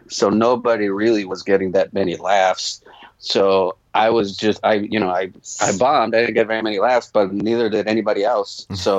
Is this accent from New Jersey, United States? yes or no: yes; New Jersey, United States; born there; also born or lived in Charlotte, North Carolina / South America; Well, I was born in Jersey, but I didn't start doing stand-up till I moved to Charlotte, North Carolina. And then in between that, I lived in South America for a long time, too.